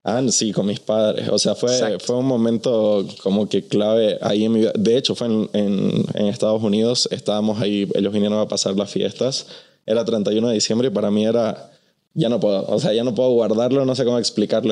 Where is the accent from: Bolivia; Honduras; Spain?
Bolivia; also born or lived in Mexico City; now in Los Angeles, United States; yo soy de Bolivia, estoy en la Ciudad de México, vivo en Los Ángeles